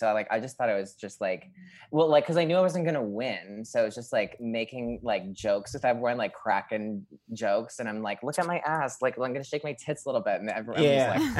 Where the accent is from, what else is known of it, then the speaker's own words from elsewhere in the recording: Scranton, Pennsylvania, United States; Scranton, PA. Pennsylvania.